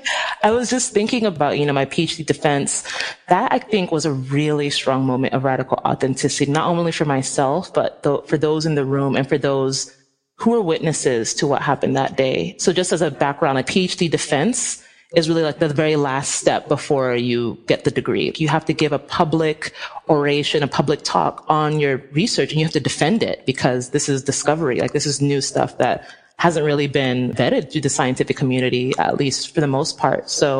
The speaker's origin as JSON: {"language": "English", "country": "Nigeria", "said": "I'm Nigerian. If any of y'all know how Nigerians are, we are, like, so extra. Like, we are very extra people."}